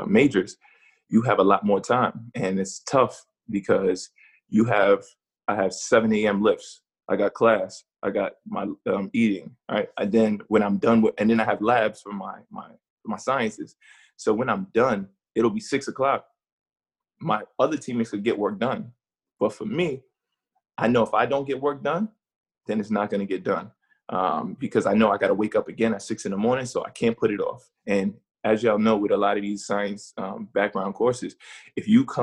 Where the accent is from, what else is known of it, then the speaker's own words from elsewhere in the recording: New York, United States; moved away as an adult; now in Boston, United States; growing up in New York